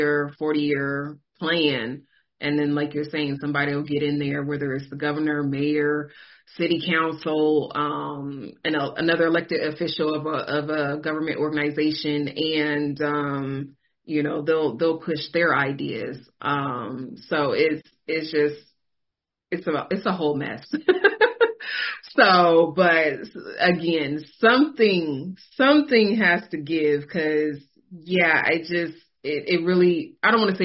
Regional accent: California, United States; moved away; I'm born and raised in California

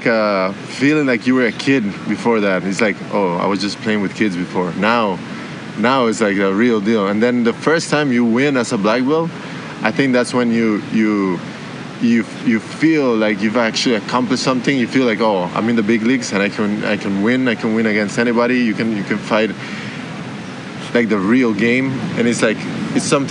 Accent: Costa Rica; I grew up in Costa Rica, training there

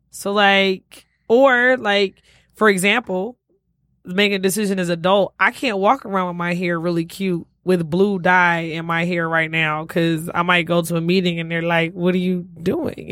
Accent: Detroit, Michigan, United States; also born or lived in Alabama; I am from Detroit

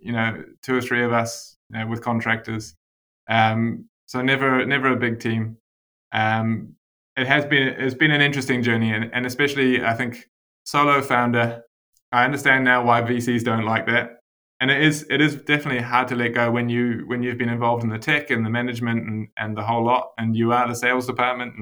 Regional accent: South Africa; now in Wellington, New Zealand; I was born in South Africa, so I was an import to New Zealand

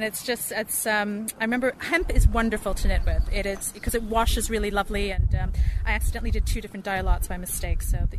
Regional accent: Toronto, Ontario, Canada; also born or lived in Yorkshire; I'm from Toronto

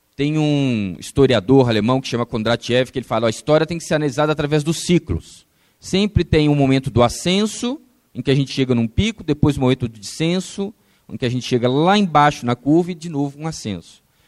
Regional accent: Brazil; nós, enquanto brasileiros

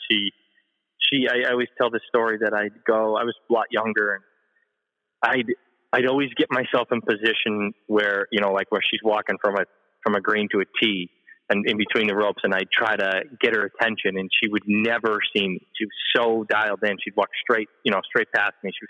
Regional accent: New England, United States; Yeah, I mean, I grew up in New England, and I was a I was a pretty good player.

